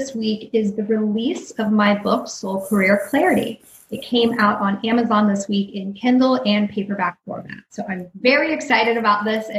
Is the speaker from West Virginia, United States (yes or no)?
yes; West Virginia, United States; also born or lived in Dayton, Ohio; I'm originally from the suburb of Dayton, Ohio, and I also grew up in West Virginia because when I was 8 years old, my parents became whitewater rafting guides.